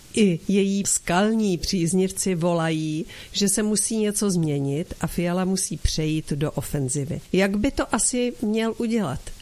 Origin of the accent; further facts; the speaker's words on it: Czechia; mé rodné zemi